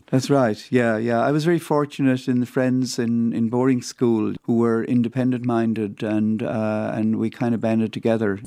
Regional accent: County Clare, Munster, Ireland; moved away as an adult; also born or lived in Roscrea, Ireland; now in Montreal, Canada; I grew up uh, in County Clare

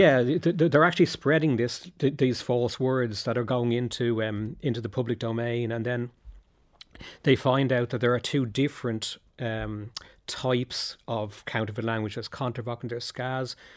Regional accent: Dublin, Leinster, Ireland; when I was growing up in Dublin

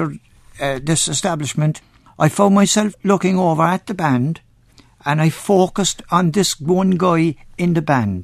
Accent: Cork, Munster, Ireland; accent: Cork; moved away; also born or lived in Shepherd's Bush, London; I was from Cork

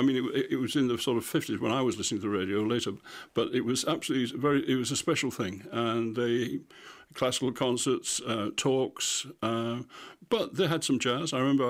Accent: Goole, Yorkshire and the Humber, United Kingdom; it was almost entirely music that was produced by those of us living there, because we never had any concerts. There's no concert hall, there's no theatre, we never had visiting orchestras, anything like that.

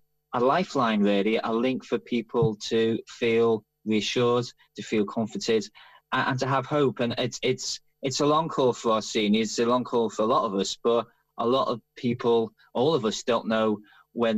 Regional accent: Liverpool, North West England, United Kingdom; accent: Liverpool; moved away as an adult; now in London, United Kingdom; as you might be able to tell from the accent, I'm Liverpool Irish. I left Liverpool 30 years ago, though the accent is still there

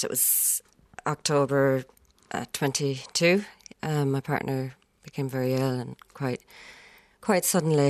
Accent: Ennis, Munster, Ireland; moved away as an adult; also born or lived in United Kingdom; I was actually living over in the UK for about 12 years and I just come back to Ennis. It's my hometown.

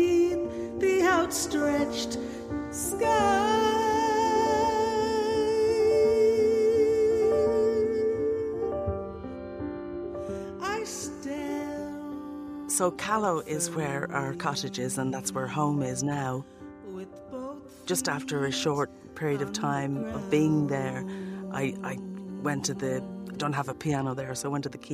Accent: Dublin, Leinster, Ireland; moved away as an adult; also born or lived in London / New York; I'm from Walkinstown in Dublin

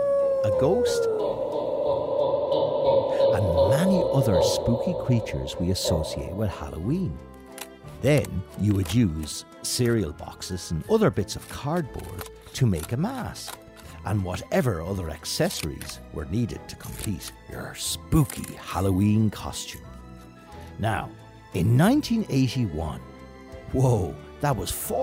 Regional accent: Kildare, Leinster, Ireland; as a child growing up in Kildare back in the early 1980s

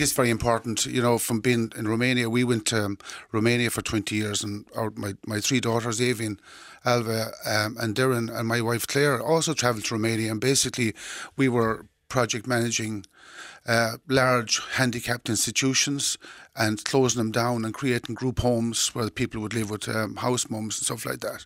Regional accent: Doolin, Munster, Ireland; when I was growing up in Doolin in the, in the sixties

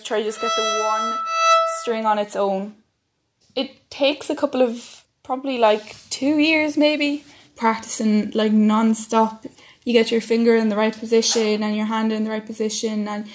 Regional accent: Carlow, Leinster, Ireland; I'm 13 years old. I'm from Carlow

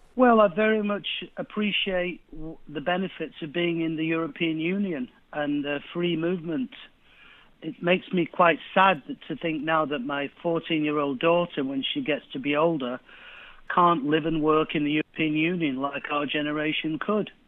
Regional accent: Manchester, North West England, United Kingdom; I grew up in East Manchester

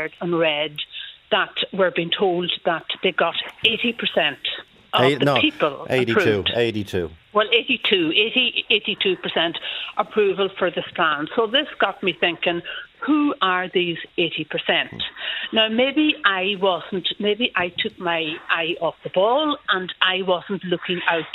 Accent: Donegal, Ulster, Ireland; now in Dublin, Ireland; now I live in Dublin, but I'm originally from Donegal

